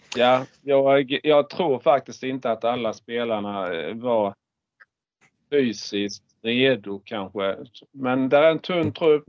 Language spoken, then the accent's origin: Swedish; Markaryd, Kronoberg County, Sweden; jag är ju uppväxt i Markaryd